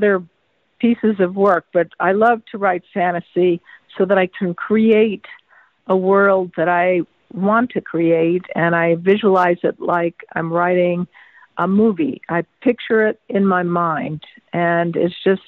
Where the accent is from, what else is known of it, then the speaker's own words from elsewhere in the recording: New York, United States; the town I grew up in New York State